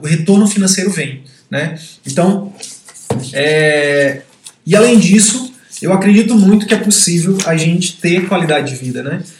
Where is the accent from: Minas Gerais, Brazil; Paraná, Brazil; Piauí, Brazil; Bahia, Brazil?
Piauí, Brazil; now in Manaus, Brazil; Eu sou do Piauí, hoje moro em Manaus